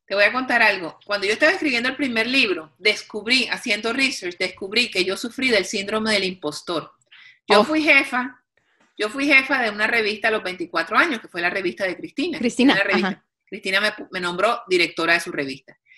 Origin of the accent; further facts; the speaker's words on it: Cartagena, Bolívar, Colombia; de Cartagena, Colombia, de donde soy yo